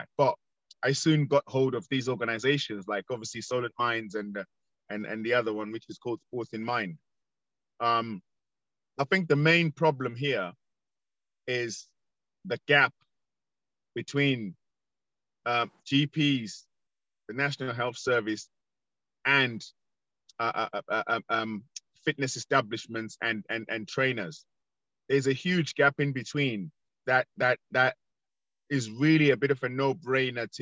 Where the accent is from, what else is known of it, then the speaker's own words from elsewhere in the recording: London, United Kingdom; I was born in Northwest London, and we used to have community police